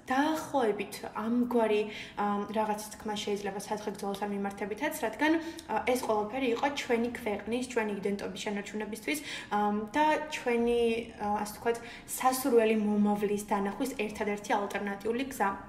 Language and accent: Georgian; Guria, Georgia; also born or lived in Batumi; მე თვითონ გურული ვარ